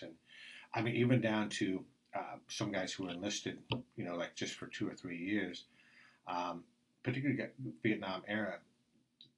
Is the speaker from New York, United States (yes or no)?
yes; New York City, New York, United States; also born or lived in Oregon; now in Taiwan; my brother and I, we grew up in New York City